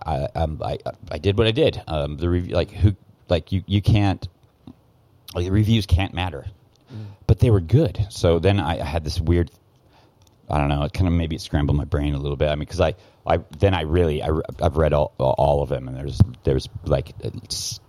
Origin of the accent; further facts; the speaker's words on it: Portland, Oregon, United States; now in Thailand; I'm from Portland, Oregon, so that's like the PC capital of the world.